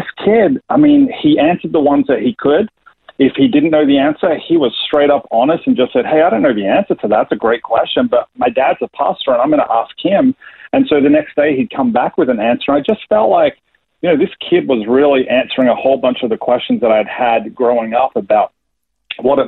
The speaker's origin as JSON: {"language": "English", "town": "Melbourne", "region": "Victoria", "country": "Australia", "tie": "born or raised there", "also_born_or_lived": "New Jersey, United States / Atlanta, United States", "accent": "Australian", "moved": "as an adult", "said": "I was born in Melbourne, Australia, in the western suburbs of Melbourne"}